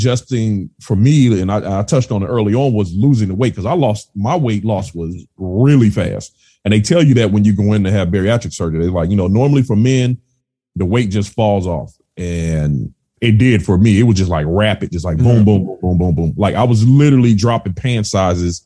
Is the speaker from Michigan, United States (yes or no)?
no; California, United States; moved away; I'm originally from California.